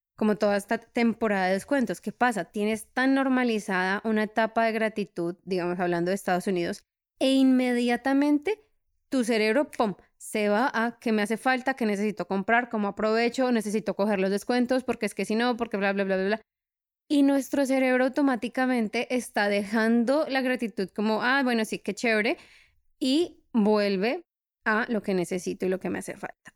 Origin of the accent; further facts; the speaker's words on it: Colombia; now in Europe; Soy de Colombia